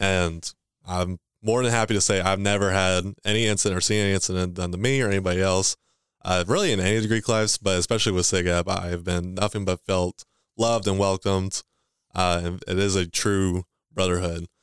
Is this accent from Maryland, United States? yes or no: no; Owensboro, Kentucky, United States; also born or lived in Livermore; where I grew up was here in Owensboro all my life.